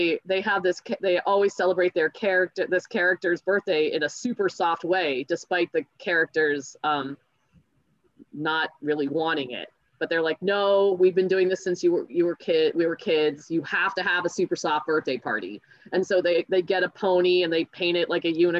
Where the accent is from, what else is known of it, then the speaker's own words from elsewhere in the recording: United States; I grew up in the States